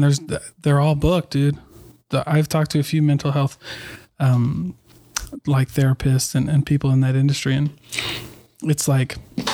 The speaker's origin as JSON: {"language": "English", "region": "Iowa", "country": "United States", "also_born_or_lived": "Oregon / New Mexico / Midwest", "moved": "yes", "lives_now": "Utah, United States", "said": "I'm from Iowa."}